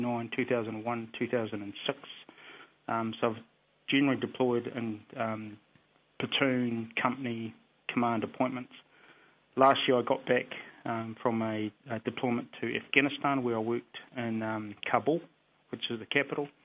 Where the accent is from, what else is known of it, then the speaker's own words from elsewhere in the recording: Hamilton, Waikato, New Zealand; I'm from the whānaus, the Penis, the Hoppers and Te Amos, which are just on the outsides of Hamilton.